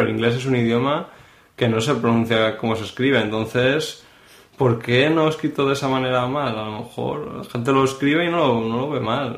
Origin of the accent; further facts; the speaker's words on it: Madrid, Community of Madrid, Spain; moved away as an adult; now in Barcelona, Spain; yo nací en Madrid, y estudié allí, en Madrid